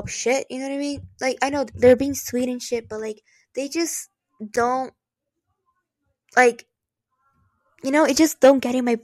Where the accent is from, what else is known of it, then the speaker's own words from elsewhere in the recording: Brazil; now in United States; I am from Brazil. That's why the weird accent. But I am from there. So I was born there.